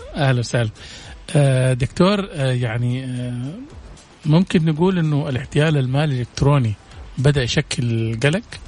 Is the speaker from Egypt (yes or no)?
no; Saudi Arabia; عندنا في السعوديه